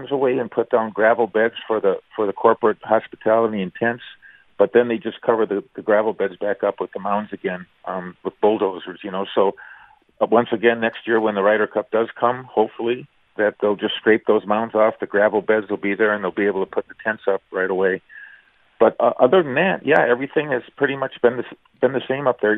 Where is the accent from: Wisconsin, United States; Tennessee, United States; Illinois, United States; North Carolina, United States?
Wisconsin, United States; St. Francis; growing up in St. Francis, Wisconsin